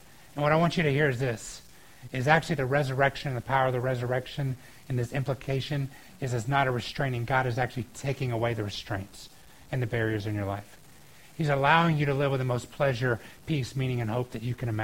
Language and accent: English; Georgia, United States; moved away; I grew up in Georgia, and we had this water park there called Whitewater